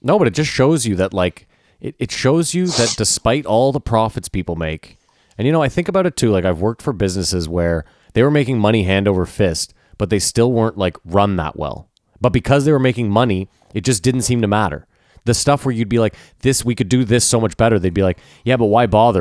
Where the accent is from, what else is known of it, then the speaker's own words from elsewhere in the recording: Canada; I'm Canadian